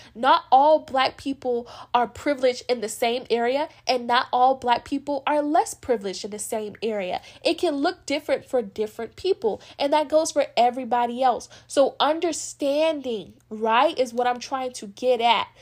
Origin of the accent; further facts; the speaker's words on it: United States; as being a black American, I have because I'm black, but I'm also American legally